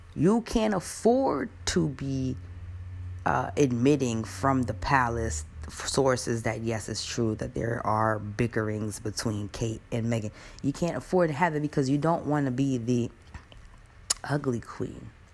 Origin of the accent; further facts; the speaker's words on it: United States; I'm an American